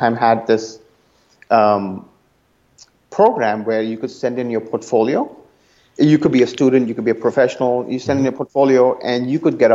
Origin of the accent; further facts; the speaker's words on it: India; moved away as an adult; now in Oakland, United States; growing up in India, it was always very academically sort of leaning.